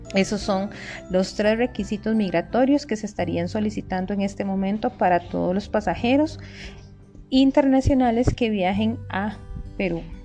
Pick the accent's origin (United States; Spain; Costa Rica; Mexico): Costa Rica; nuestro país de Costa Rica